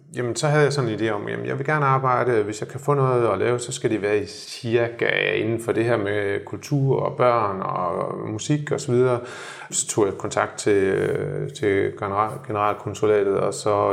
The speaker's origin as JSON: {"language": "Danish", "country": "Denmark", "moved": "as an adult", "lives_now": "Shanghai, China"}